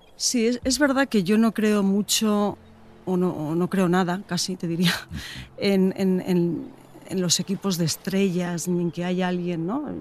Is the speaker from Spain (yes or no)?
yes; Getxo, Basque Country, Spain; Me apetece enseñarte mi tierra. Pasamos por Guecho